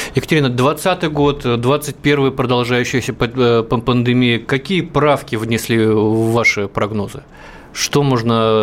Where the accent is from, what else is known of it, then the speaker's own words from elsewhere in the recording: Russian Far East, Russia; я коренной дальневосточник